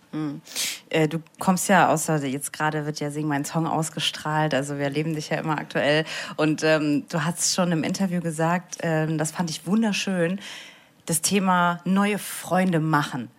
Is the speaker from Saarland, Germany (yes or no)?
yes; Saarbrücken, Saarland, Germany; Ich bin ja aus Saarbrücken